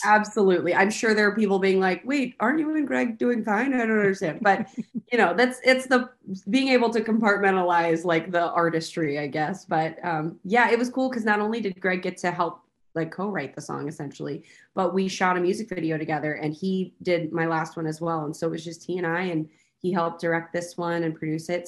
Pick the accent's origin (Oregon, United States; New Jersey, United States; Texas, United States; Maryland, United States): Texas, United States; I'm from Texas. I grew up with country music